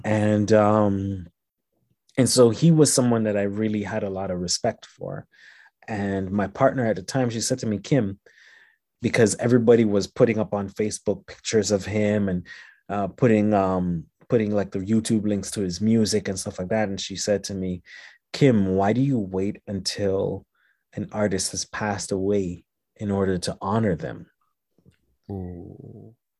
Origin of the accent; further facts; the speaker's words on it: Jamaica; moved away as an adult; also born or lived in Montreal, Canada / Haiti; now in Canada; I was born in Canada. I was raised in Jamaica and Haiti.